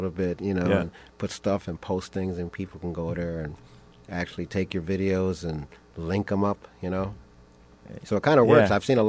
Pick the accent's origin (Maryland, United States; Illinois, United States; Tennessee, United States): Illinois, United States; Chicago; also born or lived in Minneapolis; now in Portland, United States; I grew up in Chicago.